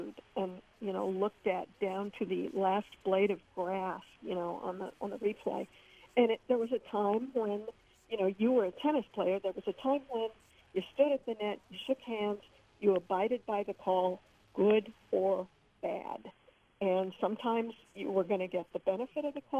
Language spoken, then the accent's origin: English; Missouri, United States; I grew up in the Midwest in Missouri